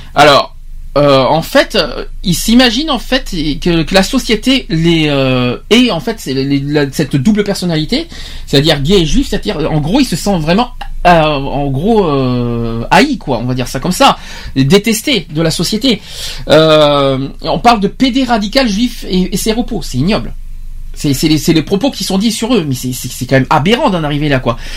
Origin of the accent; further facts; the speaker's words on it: France; chez nous en France